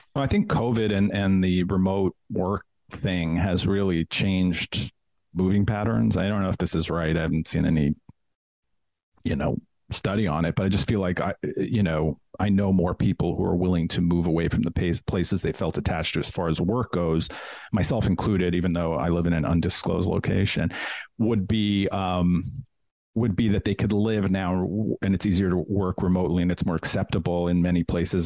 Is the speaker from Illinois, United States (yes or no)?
no; New York, United States; moved away; also born or lived in Washington, D.C. / Denver; I loved New York when, you know, I grew up there and I love the city.